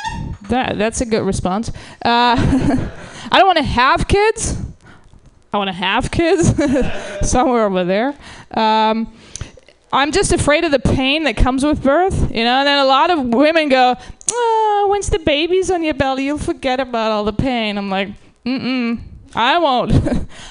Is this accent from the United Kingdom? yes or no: no; Germany; now in United States; I'm from Germany originally